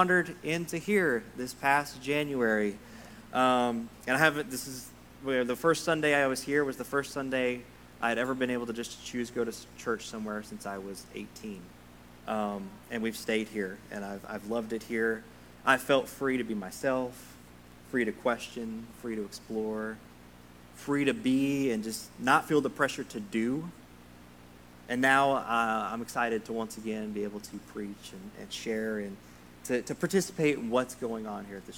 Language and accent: English; Sundown, Texas, United States; moved away as an adult; now in Kentucky, United States; I'm from a tiny little town in West Texas called Sundown, Texas